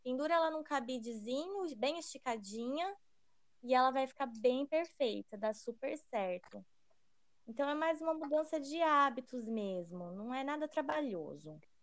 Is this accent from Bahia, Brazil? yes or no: no; Londrina, Paraná, Brazil; nós somos de Londrina